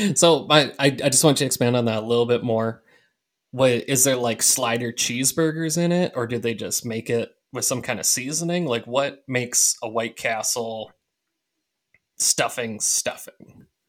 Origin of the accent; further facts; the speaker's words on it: Minnesota, United States; we're from Minnesota, and we have all kinds of Scandinavian culture around